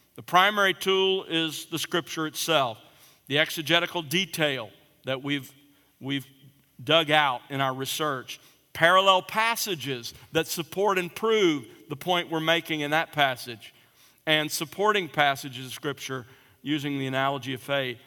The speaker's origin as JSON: {"language": "English", "region": "South Alabama", "country": "United States", "tie": "born or raised there", "said": "I grew up in South Alabama"}